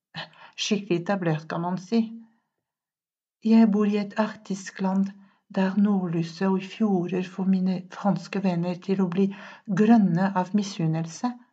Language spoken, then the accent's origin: Norwegian; France; Norwegian is a second language; moved away as an adult; now in Norway; min familie, fra mitt morsmål, fra mitt fjellområde Pyreneene, fra luse i Sørvest-Frankrike